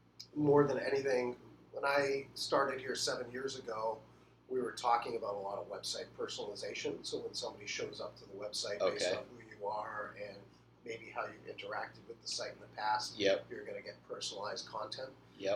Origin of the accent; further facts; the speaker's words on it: Boston, Massachusetts, United States; now in Bedford, United States; Yeah, I'm originally from